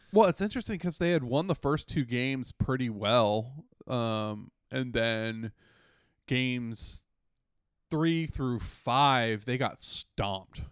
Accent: United States; moved away; we're all from the Washington, D C, Northern Virginia metro area

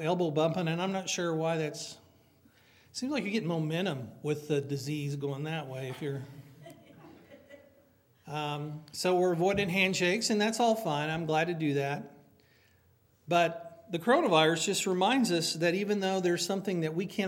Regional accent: United States; I love being American

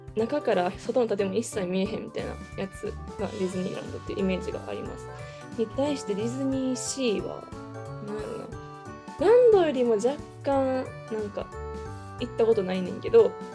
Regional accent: Kansai, Japan; 地元が関西なこともあって

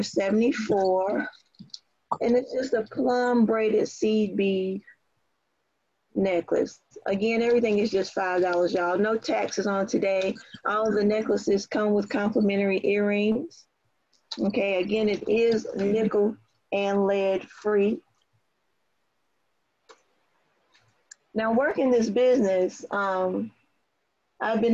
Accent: Southern Pines, North Carolina, United States; now in Kennesaw, United States; I was born and raised in Moore County as well, in Southern Pines, North Carolina. And I currently reside in Kennesaw.

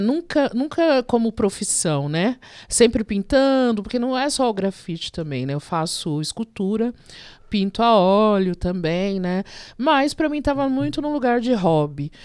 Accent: Diadema, São Paulo, Brazil; also born or lived in Vila Mariana, São Paulo; Eu sou nascida na Vila Mariana, mas eu moro há mais de 50 anos em Diadema

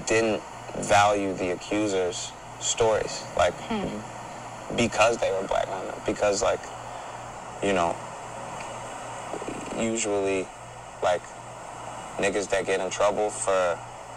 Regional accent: Chicago, Illinois, United States; I'm from Chicago

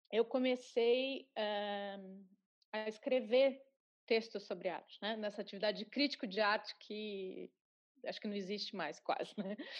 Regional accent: Curitiba, Paraná, Brazil; lá em Curitiba, de onde eu sou

